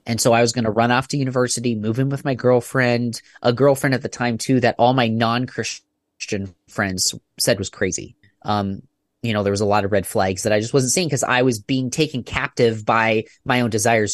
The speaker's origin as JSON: {"language": "English", "area": "about an hour and a half east of Toronto", "region": "Ontario", "country": "Canada", "tie": "born or raised there", "moved": "yes", "lives_now": "Michigan, United States", "said": "I was born and raised in Canada"}